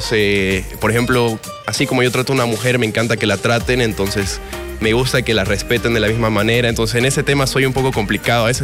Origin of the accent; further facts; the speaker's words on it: Cochabamba, Bolivia; also born or lived in Tarija / Santa Cruz; No, amo todo Bolivia, así que, no podría escoger un, solo lugar. La verdad es que he sido muy feliz en, Cochabamba. También viví en Tarija y, en Santa Cruz